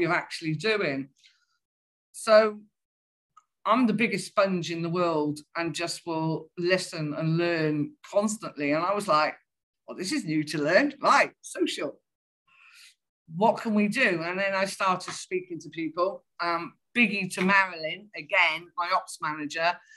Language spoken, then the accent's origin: English; Welsh, Wales, United Kingdom; being Welsh